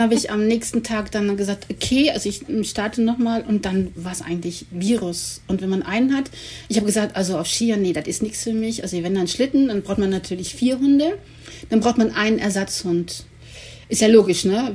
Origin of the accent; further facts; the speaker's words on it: Cologne, North Rhine-Westphalia, Germany; ich komme aus Köln